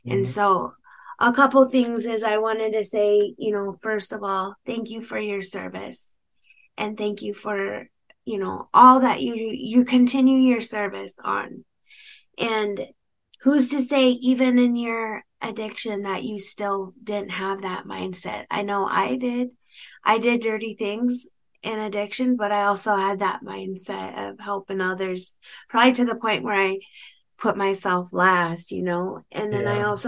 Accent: United States; You know, a huge part of me as an American Indian woman, of us, we're single parents and we're raising kids

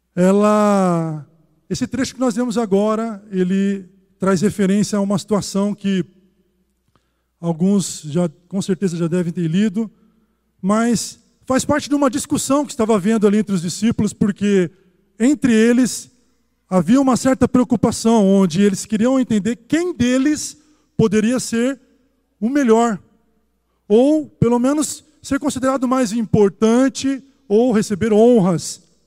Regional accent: Brazil; como um bom brasileiro

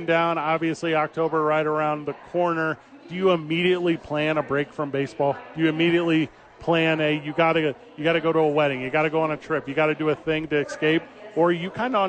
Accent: St. Louis, Missouri, United States; moved away as an adult; also born or lived in Washington State; now in Albuquerque, United States; I'm 38. My brother's 37. I grew up in St. Louis, Missouri. I go away to college. I'm on the West Coast, right?

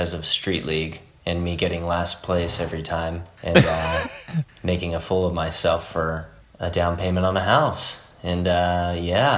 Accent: Whittier, California, United States; I was raised in Whittier, California, which is just a suburb about 20 minutes outside

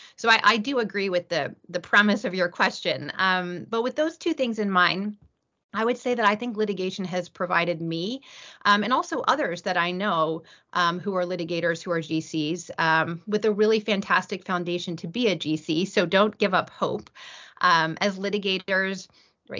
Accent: East Coast, United States; I grew up on the East Coast.

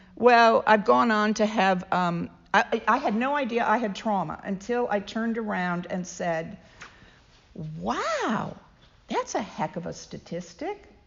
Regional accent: United Kingdom; moved away as an adult; also born or lived in London / Cambridge; now in United States; being formerly British

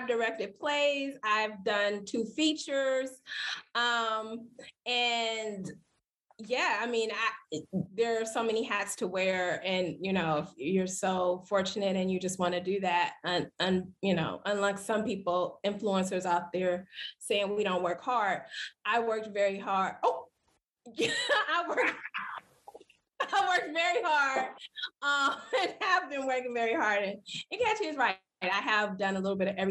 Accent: Los Angeles, California, United States; I am actually an LA native

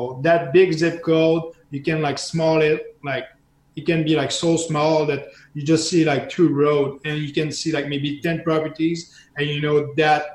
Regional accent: Canada; as a Canadian, especially as a French Canadian

